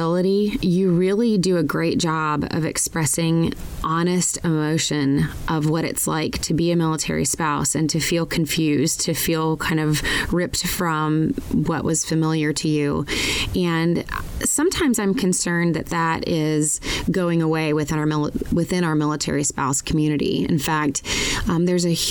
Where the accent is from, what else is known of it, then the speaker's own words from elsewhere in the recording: Georgia, United States; moved away as an adult; also born or lived in Colorado; Georgia, where I grew up